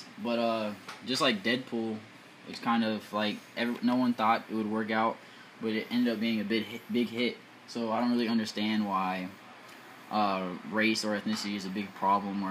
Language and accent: English; Chesapeake, Virginia, United States; also born or lived in P-Town; I am originally from Chesapeake, Virginia, and I've never lived anywhere else. I've always stayed in Chesapeake